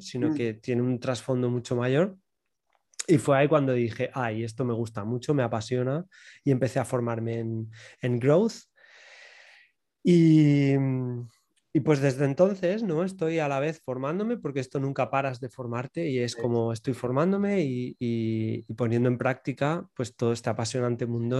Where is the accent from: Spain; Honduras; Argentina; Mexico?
Spain; Region of Murcia; soy, soy del sur, soy de Murcia y bueno, pues un pueblecito